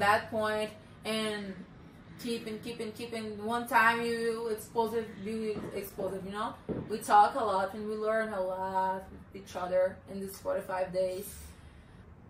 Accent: Brazil; first language Portuguese; English is a second language; moved away; I'm Brazilian.

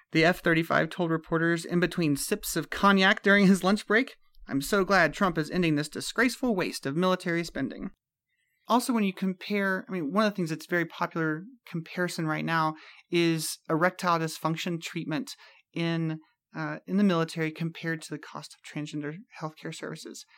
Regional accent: Mississippi and South Carolina, Deep South, United States; growing up in the Deep South, in Mississippi and South Carolina

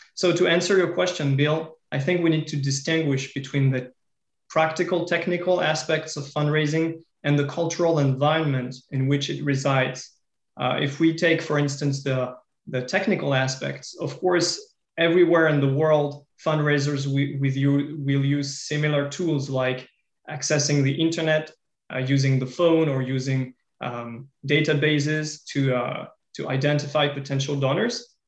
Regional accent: France; In my home country, in France

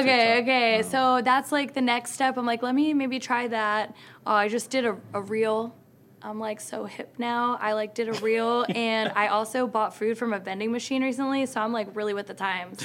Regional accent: Philadelphia, Pennsylvania, United States; Philadelphia because it's my hometown.

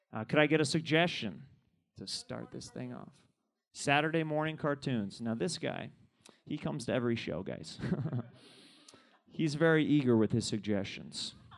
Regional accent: Kansas City, Missouri, United States; now in Los Angeles, United States; I'm from Kansas City

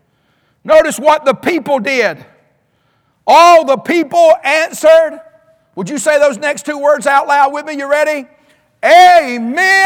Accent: Alabama, United States; now in North Carolina, United States; I was raised in Alabama

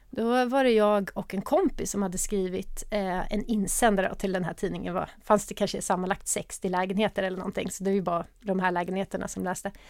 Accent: Örebro, Örebro County, Sweden; moved away as an adult; also born or lived in Uppsala / Gothenburg; Där jag bodde med min mamma fram till jag var fem Vi flyttade runt ganska mycket och vi flyttade sen till Örebro. Där jag växte upp tills jag flyttade hemifrån.

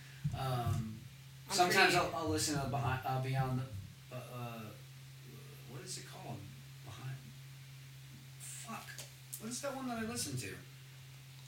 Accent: New Jersey, United States; I'm from Jersey

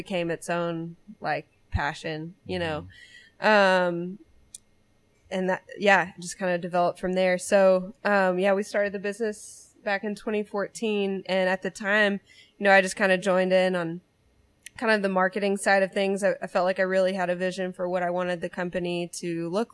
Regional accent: Louisiana, United States; now in Northwest Arkansas, United States; I grew up in Louisiana

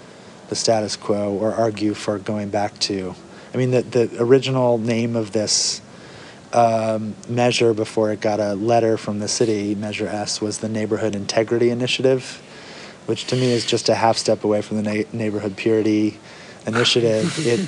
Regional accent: Northern California, United States; I grew up in Northern California. My parents bought the house I grew up in the early 70s.

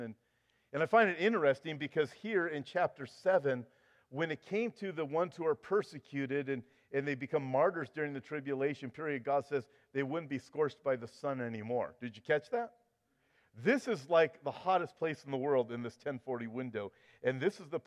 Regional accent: United States; now in California, United States; I'm an American

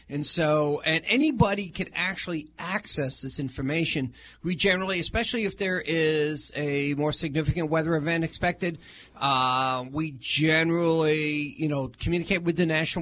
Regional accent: Massachusetts, United States; now in Flagler County, United States; I'm originally from Massachusetts

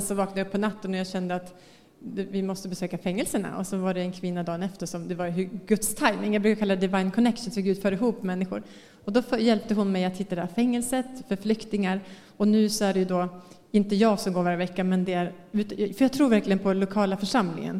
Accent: Västerås, Västmanland, Sweden; moved away as an adult; now in Bangkok, Thailand; Jag är från Västerås, det är några timmar härifrån

